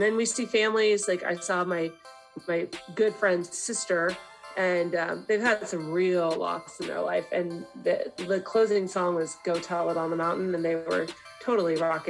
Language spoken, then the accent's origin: English; Ireland; I'm Irish, and part of being Irish is like living with this melancholy, like, it's just, you're always sad.